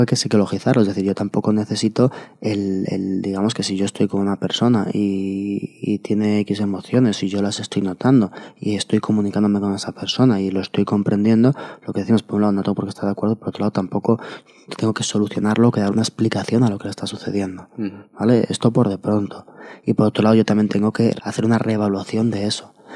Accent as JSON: {"language": "Spanish", "town": "Madrid", "region": "Community of Madrid", "country": "Spain", "said": "Nosotros somos de Madrid"}